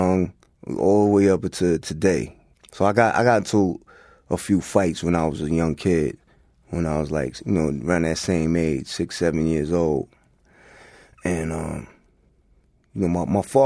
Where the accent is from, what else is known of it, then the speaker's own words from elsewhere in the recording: Hempstead, New York, United States; also born or lived in Queens; growing up in Long Island, in Hempstead